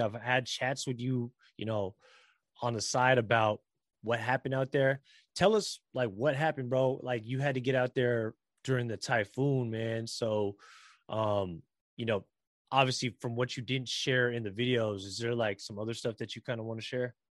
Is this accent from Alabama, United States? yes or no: no; San Francisco, California, United States; I was born here in San Francisco and the Bay Area and California and in America